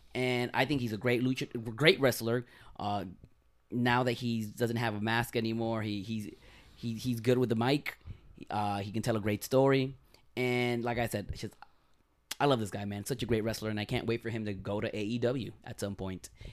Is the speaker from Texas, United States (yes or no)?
no; Miami, Florida, United States; we're from Miami